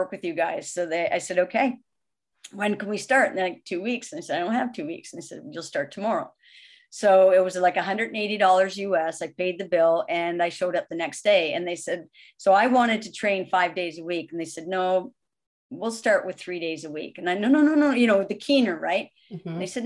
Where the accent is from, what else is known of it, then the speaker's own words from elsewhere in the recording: Canada; I'm Canadian